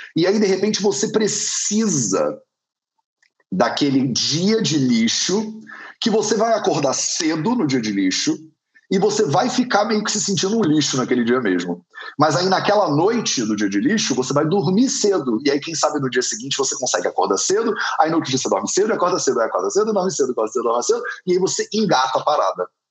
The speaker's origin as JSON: {"language": "Portuguese", "country": "Brazil", "said": "nós que somos brasileiros"}